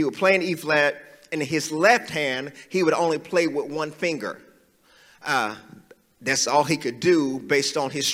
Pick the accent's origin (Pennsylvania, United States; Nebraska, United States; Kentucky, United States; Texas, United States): Kentucky, United States; I was born in Western Kentucky, but then I moved to Central part of Kentucky at 1991 when my dad started to pastor.